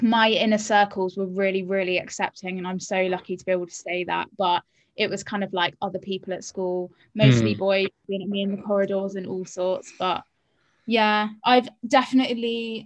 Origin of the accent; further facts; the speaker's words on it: Cornwall, South West England, United Kingdom; moved away as an adult; I grew up in Cornwall